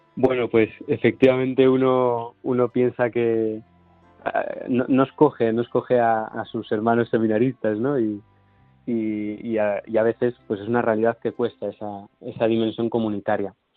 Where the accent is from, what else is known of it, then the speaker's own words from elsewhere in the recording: Santiago de Compostela, Galicia, Spain; volver a donde he crecido, ¿no? Donde, pues, donde mi párroco me ha acompañado